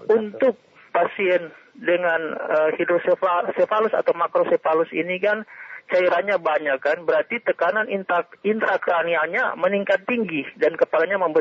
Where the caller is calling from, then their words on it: Bolaang Mongondow, North Sulawesi, Indonesia; Selamat siang dari Kabupaten Bolamongondo, Sulawesi. Semenanjung, Sulawesi bagian utara, bukan Sulawesi Selatan.